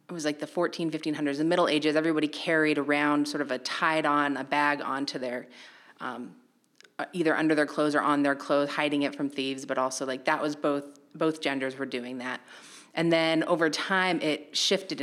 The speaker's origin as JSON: {"language": "English", "region": "Idaho", "country": "United States", "tie": "born or raised there", "moved": "yes", "lives_now": "New Bedford, United States", "said": "growing up in Idaho, I lived in a very, let's say, traditional atomic family"}